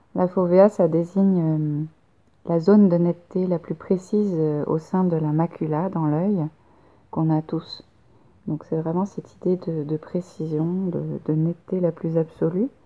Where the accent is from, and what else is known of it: France; moved away as an adult; also born or lived in Poitiers, France; now in Montreal, Canada